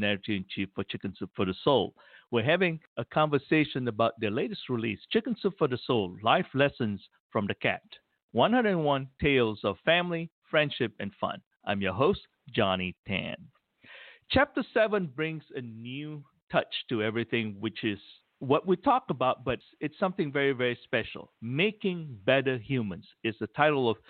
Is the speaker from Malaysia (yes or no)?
yes; Malaysia; growing up in Malaysia and in school